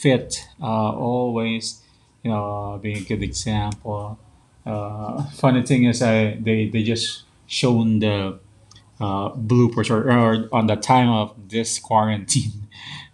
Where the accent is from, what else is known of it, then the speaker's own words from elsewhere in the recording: Philippines; also born or lived in Taguig, Philippines; as a Filipino